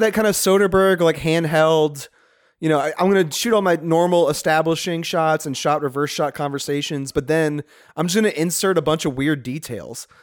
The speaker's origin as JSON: {"language": "English", "area": "Chalmette", "region": "Louisiana", "country": "United States", "tie": "born or raised there", "said": "That's my hometown"}